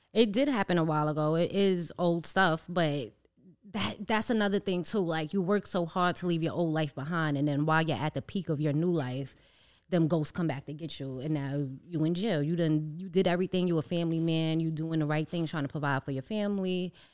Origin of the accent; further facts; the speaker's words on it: New York City, New York, United States; Growing up in Harlem